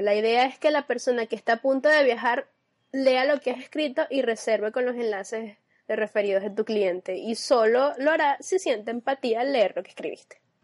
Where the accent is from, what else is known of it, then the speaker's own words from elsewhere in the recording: Venezuela; nosotros como venezolanos